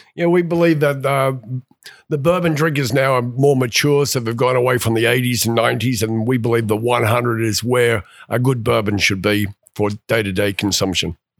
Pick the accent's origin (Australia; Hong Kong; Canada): Australia; also born or lived in England / Atlanta, Georgia; now in Cumming, United States; I'm originally from Australia, lived in England, and came over to, uh, Atlanta, Georgia back in nineteen ninety-two